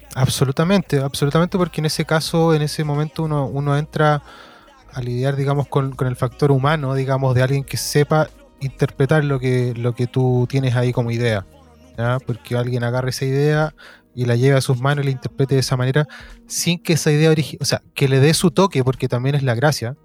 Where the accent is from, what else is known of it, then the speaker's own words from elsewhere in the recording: Valparaíso, Chile; yo soy nacido, nacido y criado en Valparaíso. el Cerro Placeres específicamente